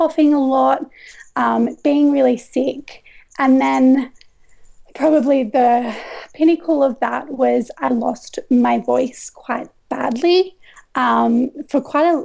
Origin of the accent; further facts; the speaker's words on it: Coffs Harbour, New South Wales, Australia; moved away as an adult; also born or lived in Gold Coast, Queensland; I grew up in Coffs Harbour